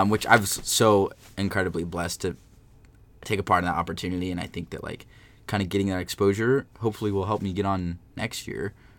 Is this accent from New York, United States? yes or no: no; San Jose, California, United States; moved away as an adult; now in Lynchburg, United States; I'm from San Jose, California